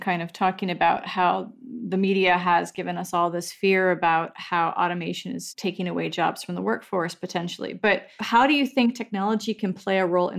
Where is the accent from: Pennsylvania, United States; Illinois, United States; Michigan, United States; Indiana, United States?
Pennsylvania, United States; Western; I'm from Western Pennsylvania, so yes, that is very true. And I know those stranded workers personally. I grew up in a coal mining area